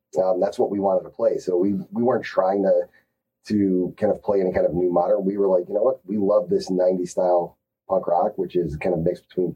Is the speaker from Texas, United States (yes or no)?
no; Chicago, Illinois, United States; We grew up in Chicago in the 90s